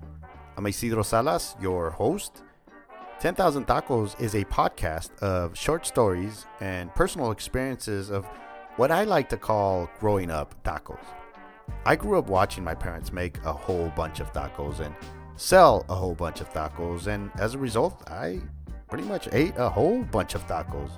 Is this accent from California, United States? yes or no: yes; San Jose, California, United States; I grew up in East San Jose